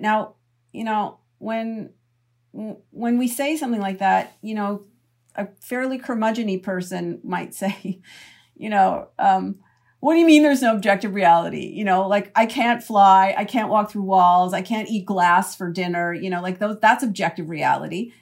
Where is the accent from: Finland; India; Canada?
Canada; now in United States; I'm from Canada originally